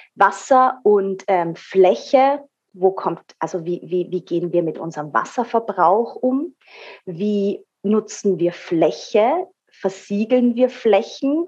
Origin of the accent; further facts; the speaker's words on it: Austria; hier bei uns in Österreich